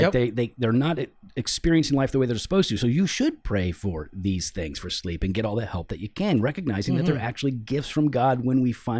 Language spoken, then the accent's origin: English; Missouri, United States; This is what I grew up with down in Missouri in the country.